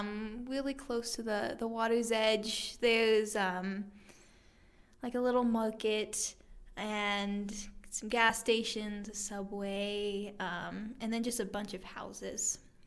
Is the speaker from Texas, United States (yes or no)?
no; Lake Tahoe, Nevada, United States; I am from Lake Tahoe, Nevada.